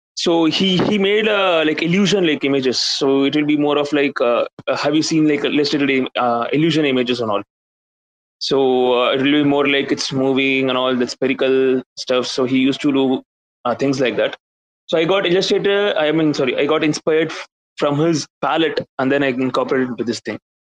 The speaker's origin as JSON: {"language": "English", "country": "India", "said": "I'm from India"}